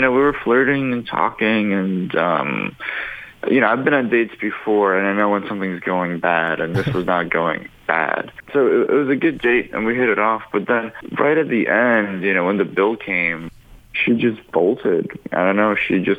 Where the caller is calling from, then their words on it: Fairborn, Ohio, United States; I'm a truck driver over in Fairborn.